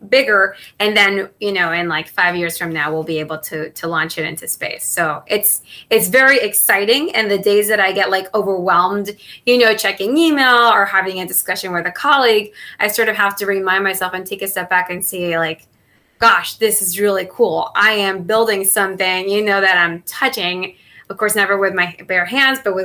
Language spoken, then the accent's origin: English; Mexico; first language Spanish; English is a second language; moved away as an adult; also born or lived in Maryland; now in United States; I was born and raised in Mexico